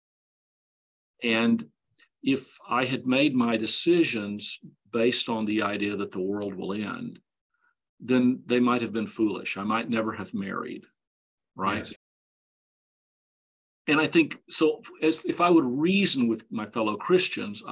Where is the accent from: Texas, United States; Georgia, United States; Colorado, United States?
Texas, United States; Dallas; I grew up in Dallas